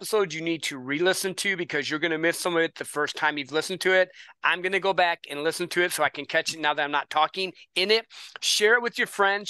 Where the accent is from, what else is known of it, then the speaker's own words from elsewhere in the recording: Midwest, United States; I grew up in the Midwest